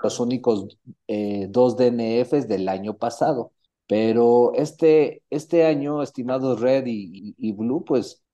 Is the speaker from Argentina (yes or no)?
no; Mexico; nosotros como mexicanos